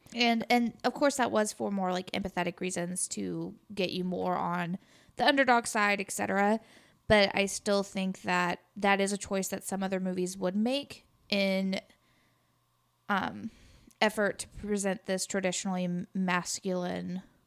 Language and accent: English; Sikeston, Missouri, United States; I came from Sykes to Missouri